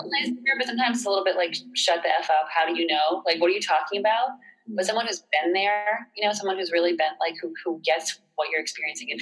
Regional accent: Boston, Massachusetts, United States; moved away as an adult; also born or lived in North Carolina; growing up in Boston.

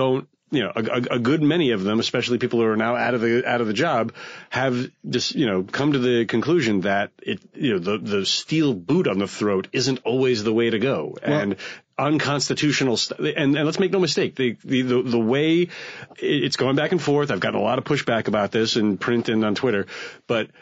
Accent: the New York area, United States; I grew up in the New York area in the 90s

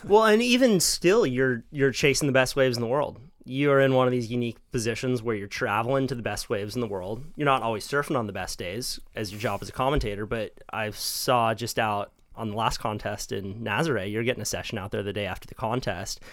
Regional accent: Santa Cruz, California, United States; I was born on the Midtown. Then my parents split up, my mom moved to Trout Gulch. My dad moved to the east side

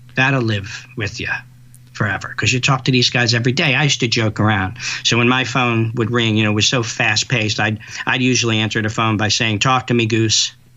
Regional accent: New York City, New York, United States; I'm a New Yorker

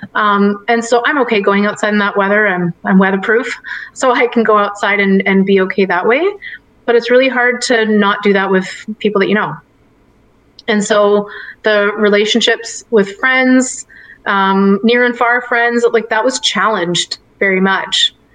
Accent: Richmond Hill, Ontario, Canada; moved away; I'm from Richmond Hill, Ontario, and that, that's where I grew up.

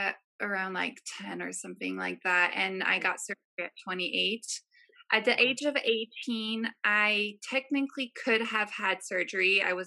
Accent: France; Yeah, I grew up in France.

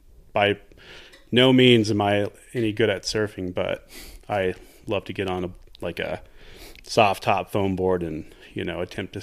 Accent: El Paso, Texas, United States; now in Santa Fe, United States; I grew up in the Southwest, but grew up in Texas.

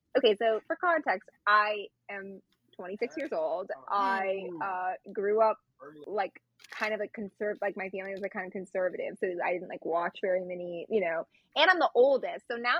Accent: Utah, United States; moved away; I grew up in Utah where Footloose was filmed.

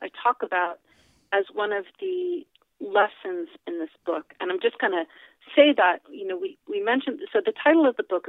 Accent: Fairfield, New Jersey, United States; also born or lived in Oyster Bay; So I was born in Oyster Bay, Long Island. Then we moved to Berkeley Heights, New Jersey, then East Orange, New Jersey, then Glen Ridge, New Jersey, then back to Oyster Bay, Long Island, and then finally in Fairfield, New Jersey.

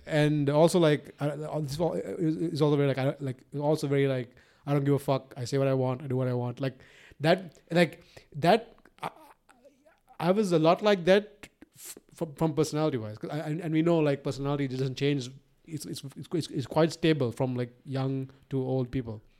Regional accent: Sri Lanka; I was raised in Sri Lanka

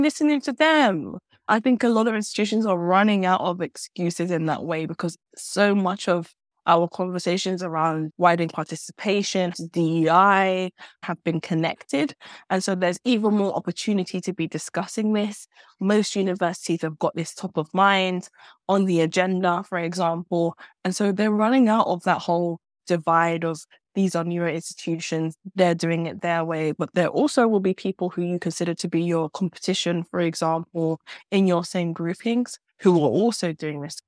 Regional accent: London, United Kingdom; moved away; I'm a Londoner. I came home to London to do my master's at SOAS

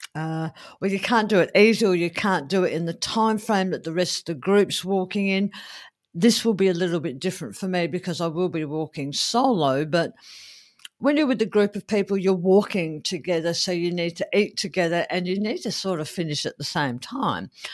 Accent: Adelaide, South Australia, Australia; here in, uh, my hometown of Adelaide

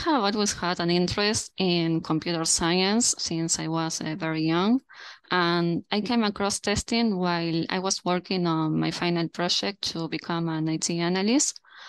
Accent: Montevideo, Uruguay; I'm currently at Montevideo. That's my hometown.

